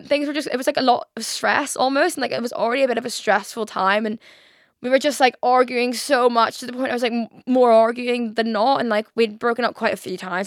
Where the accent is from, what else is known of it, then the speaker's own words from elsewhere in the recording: Belfast, Northern Ireland, United Kingdom; moved away as an adult; now in London, United Kingdom; When I moved from Belfast to London